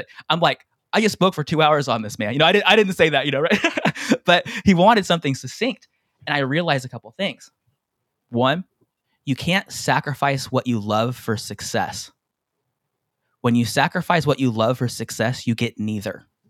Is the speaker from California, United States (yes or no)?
yes; San Diego, California, United States; moved away as an adult; now in Hawaii, United States; I'm from San Diego, by the way, born and raised, I live in Hawaii now.